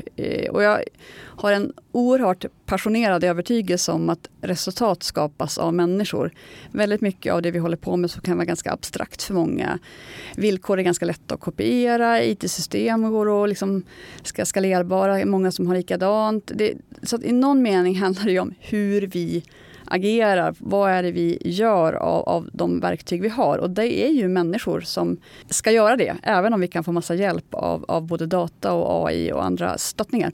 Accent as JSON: {"language": "Swedish", "region": "Norrland", "country": "Sweden", "said": "som norrlänning som jag är"}